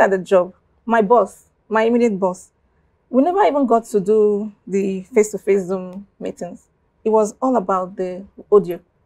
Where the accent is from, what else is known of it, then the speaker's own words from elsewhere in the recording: Abia, Nigeria; first language Igbo (Abiriba dialect); English is a second language; what I just spoke is my native dialect, that's Abriba, mm, and it's Igbo, you know. Mm. I'm from Abia State.